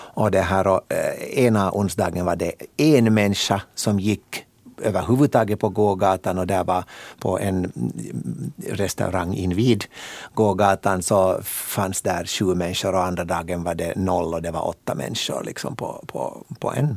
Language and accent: Swedish; Helsinki, Uusimaa, Finland; moved away; also born or lived in Loviisa; jag är född och uppvuxen i Helsingfors men, men flyttade nog relativt tidigt ut till östra Nyland